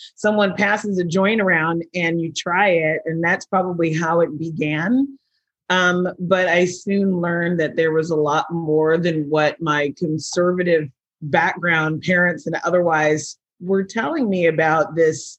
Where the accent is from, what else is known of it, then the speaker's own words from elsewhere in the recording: California, United States; moved away as an adult; now in Vancouver, Washington, United States; I actually have been in the Pacific Northwest for a little over a year, but I come from California